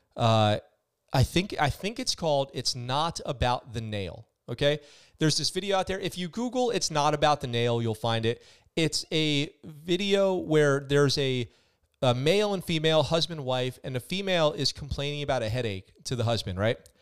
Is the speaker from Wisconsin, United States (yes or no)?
no; Poughkeepsie, New York, United States; I'm from Poughkeepsie, New York.